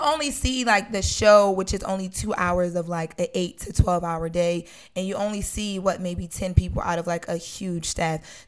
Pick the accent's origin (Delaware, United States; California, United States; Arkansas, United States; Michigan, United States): Delaware, United States; Wilmington; moved away as an adult; now in Los Angeles, United States; I grew up on Fifth and Washington